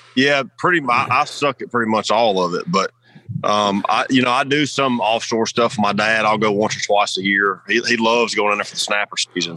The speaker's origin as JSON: {"language": "English", "region": "the South", "country": "United States", "tie": "born or raised there", "said": "growing up in the South"}